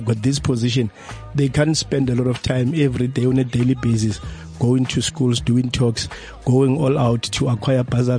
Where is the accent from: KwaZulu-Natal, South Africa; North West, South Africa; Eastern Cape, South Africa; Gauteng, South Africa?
Gauteng, South Africa; Katlehong; I was born and bred in Katleung